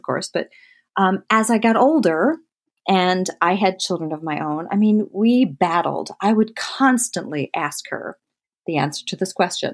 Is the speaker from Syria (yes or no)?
no; Michigan, United States; also born or lived in Delaware; we lived in Delaware until I was seven, and Ernie and Tom got divorced, and we moved to Michigan with my mother and my stepfather